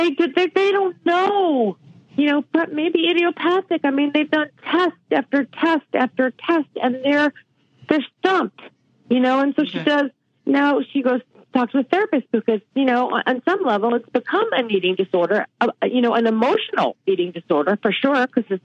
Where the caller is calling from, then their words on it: Mill Valley, California, United States; I'm calling from Mill Valley, California.